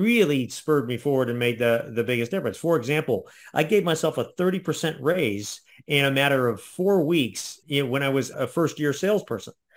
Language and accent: English; Ohio, United States; I'm from Ohio, so we have, we're very flat